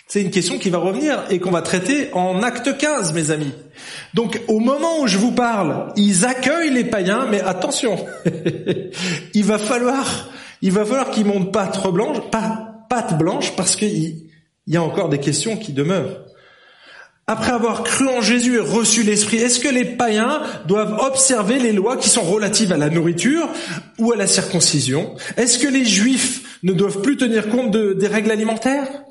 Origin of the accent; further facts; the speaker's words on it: France; now in Switzerland; je suis un Français. Le, j'ai été éduqué comme ça depuis tout petit.